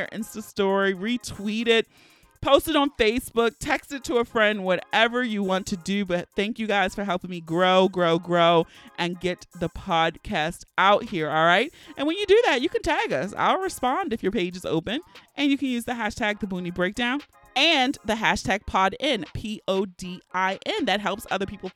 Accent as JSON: {"language": "English", "town": "Baltimore", "region": "Maryland", "country": "United States", "tie": "born or raised there", "said": "I'm a West Baltimore, born and raised"}